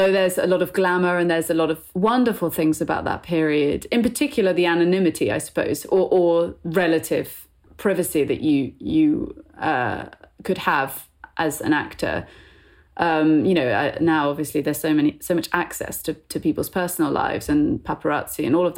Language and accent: English; Bristol, South West England, United Kingdom; I'm from the West Country, and I went to school in Bristol